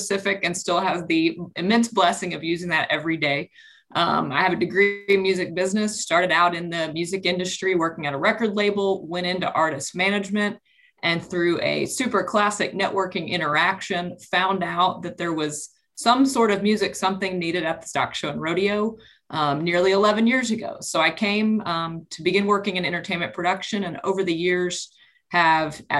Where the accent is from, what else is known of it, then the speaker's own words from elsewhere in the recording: Dallas, Texas, United States; I grew up in Dallas